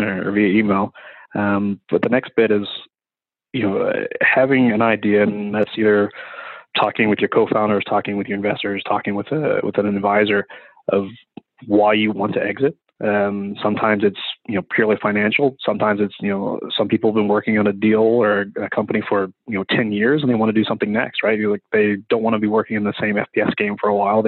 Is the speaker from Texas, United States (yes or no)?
no; West Virginia, United States; I'm from West Virginia, in a place where you can be a carpenter, a coal miner, or a criminal.